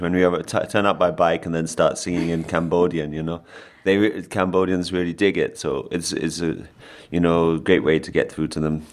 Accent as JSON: {"language": "English", "region": "London", "country": "United Kingdom", "said": "I'm from London"}